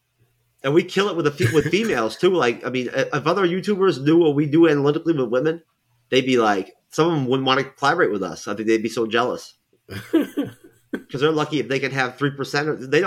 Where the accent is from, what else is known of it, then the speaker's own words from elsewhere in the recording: New York, United States; I can't help it if it slips out. I'm from New York.